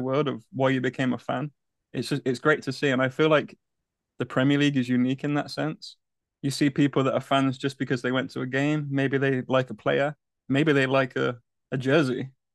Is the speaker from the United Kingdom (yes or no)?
yes; Coventry, West Midlands, United Kingdom; now in United States; I was born and raised in the U K, in a town called Coventry in the West Midlands